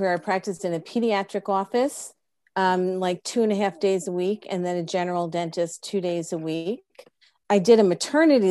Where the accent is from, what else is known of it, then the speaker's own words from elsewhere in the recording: Freehold, New Jersey, United States; also born or lived in Plainfield; I really grew up in Freehold because we moved